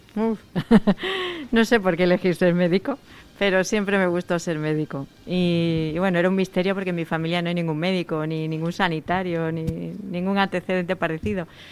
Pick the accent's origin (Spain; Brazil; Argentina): Spain; Seville, Andalusia; moved away as an adult; now in Madrid, Spain; Yo soy sevillana, y estudié.